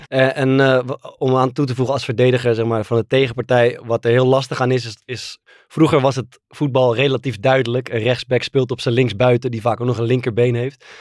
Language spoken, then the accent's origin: Dutch; Netherlands; ik ben natuurlijk gewoon volledig Nederlands.